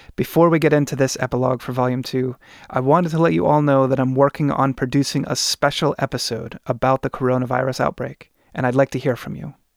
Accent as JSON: {"language": "English", "region": "Oregon", "country": "United States", "tie": "born or raised there", "said": "In my home state of Oregon"}